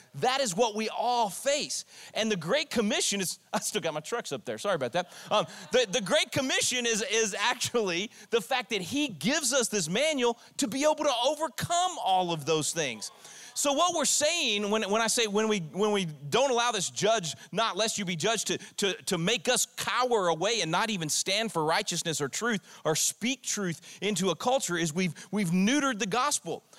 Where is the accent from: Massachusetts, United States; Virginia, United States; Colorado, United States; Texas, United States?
Texas, United States; I'm a Texan